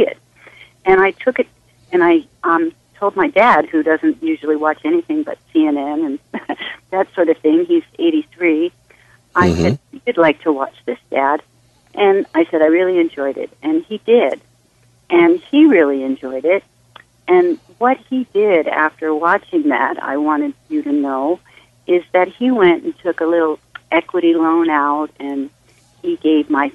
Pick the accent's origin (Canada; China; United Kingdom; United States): United States; Hawaii; I'm from Hawaii